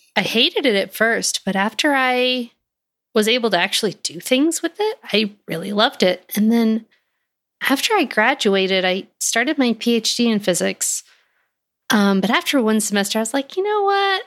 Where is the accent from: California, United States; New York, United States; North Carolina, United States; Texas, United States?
Texas, United States; moved away as an adult; also born or lived in Fort Collins, Colorado; I am from Texas